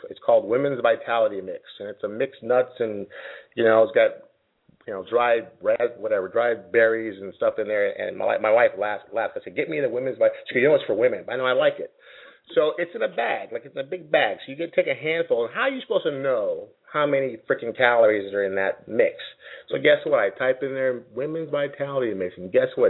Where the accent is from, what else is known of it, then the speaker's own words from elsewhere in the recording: Jamaica; I grew up in Jamaica since I was nine years old